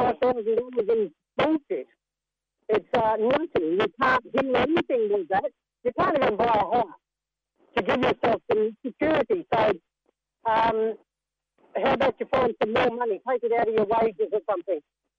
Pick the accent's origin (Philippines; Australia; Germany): Australia; Western Australia; Yes, I'm from Western Australia. My tribes are Wurundjeri, Dunnabar, Bulgar and Bibbulmun, otherwise known as Wurrung.